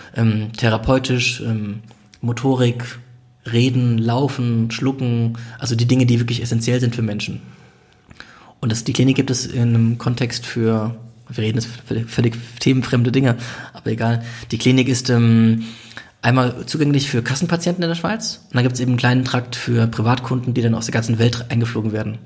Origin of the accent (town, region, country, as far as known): Germany